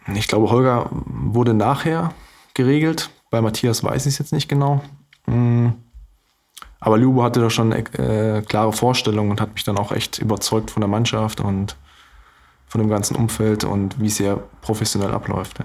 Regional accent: Görlitz, Saxony, Germany; moved away as an adult; now in Glücksburg, Germany; dafür habe ich einen großen Teil meines Lebens ja auch bei meinen Eltern und in Görlitz verbracht

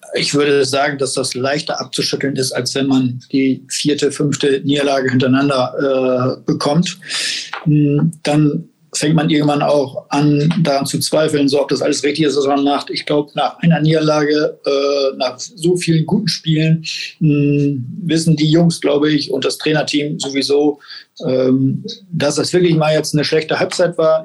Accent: Oldenburg, Lower Saxony, Germany; Ich bin ja Oldenburger

